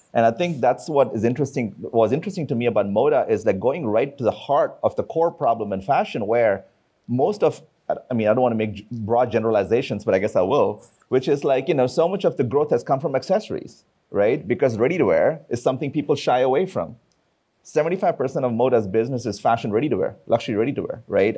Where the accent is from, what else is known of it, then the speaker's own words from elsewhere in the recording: India; I come from India.